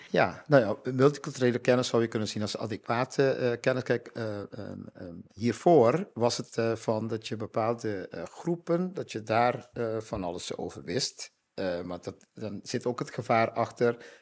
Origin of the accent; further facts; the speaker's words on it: Curaçao; now in Netherlands; ik uit Curaçao kom